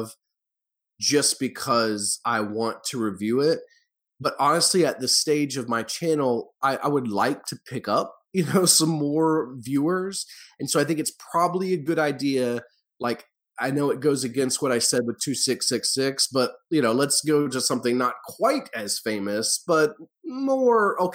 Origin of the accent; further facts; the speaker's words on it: the South, United States; I grew up in the South